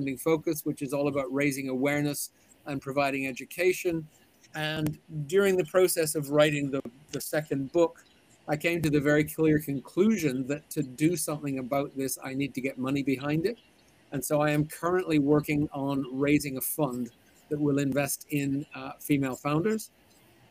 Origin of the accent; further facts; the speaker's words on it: Vancouver, British Columbia, Canada; moved away as an adult; also born or lived in Zurich, Switzerland; now in London, United Kingdom; I'm originally from Vancouver